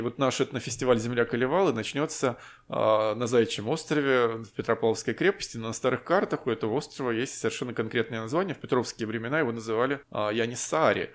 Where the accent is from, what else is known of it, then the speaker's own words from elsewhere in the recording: Saint Petersburg, Russia; как любой петербуржец